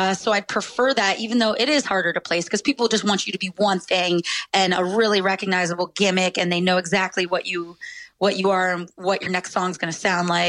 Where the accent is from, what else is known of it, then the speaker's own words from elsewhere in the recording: Philadelphia, Pennsylvania, United States; moved away as an adult; also born or lived in Bucks County, Pennsylvania; now in Phoenix, United States; I'm from like Northeast Philly, like the outskirts of Philly my whole life